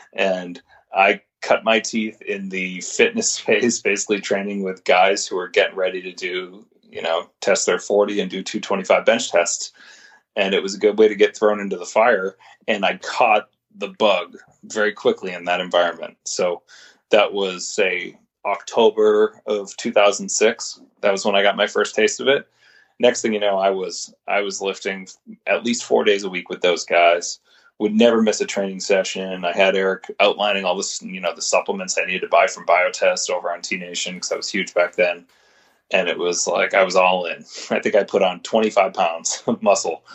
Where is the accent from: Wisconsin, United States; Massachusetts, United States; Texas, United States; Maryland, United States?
Massachusetts, United States; Winchester; I grew up in Winchester, which is the town where NBSC's first facility was. I grew up less than a mile from where Mike opened